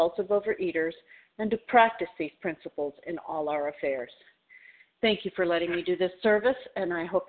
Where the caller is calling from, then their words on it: Tampa, Florida, United States; I'm calling from Tampa Bay, Florida area